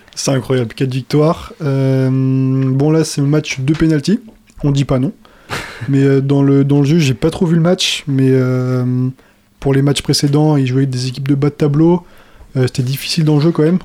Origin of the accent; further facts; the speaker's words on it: France; chez nous en France